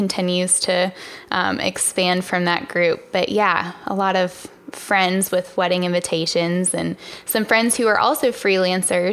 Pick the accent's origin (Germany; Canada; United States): United States; Virginia; moved away as an adult; now in Charlotte, United States; I'm originally from Virginia.